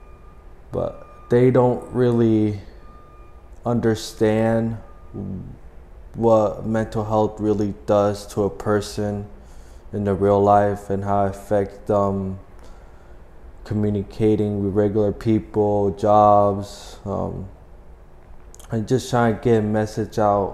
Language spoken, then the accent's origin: English; Chicago, Illinois, United States; also born or lived in California; I was born in California, but we spent most of our lives in Chicago